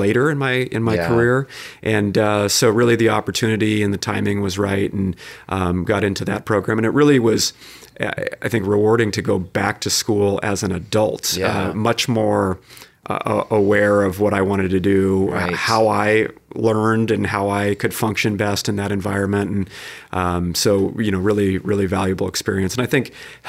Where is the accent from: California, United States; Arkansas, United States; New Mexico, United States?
California, United States; North County; I grew up in the area here. I grew up in North County and went to Torrey Pines